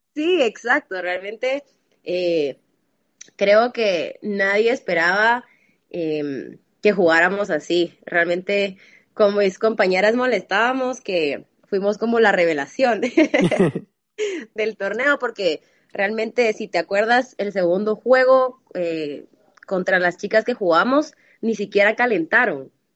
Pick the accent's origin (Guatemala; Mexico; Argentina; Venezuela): Guatemala; tengo 26 años, soy de Guatemala